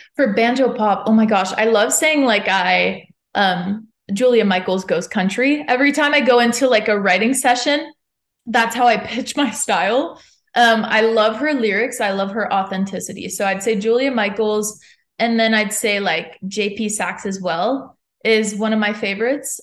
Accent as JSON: {"language": "English", "town": "Montreal", "region": "Quebec", "country": "Canada", "moved": "as an adult", "lives_now": "Nashville, United States", "said": "I'm from Montreal"}